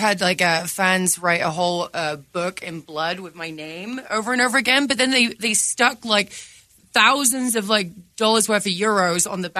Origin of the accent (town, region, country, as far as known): England, United Kingdom; moved away